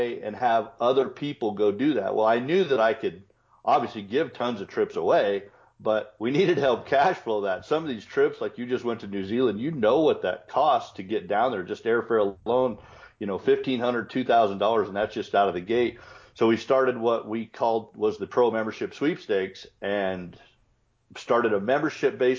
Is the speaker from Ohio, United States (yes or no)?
no; Colorado, United States; grew up in Colorado